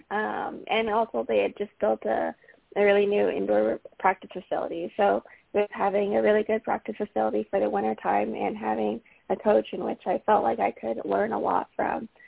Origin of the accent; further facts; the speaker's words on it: Calgary, Alberta, Canada; I'm from Calgary, Alberta. So really close to Banff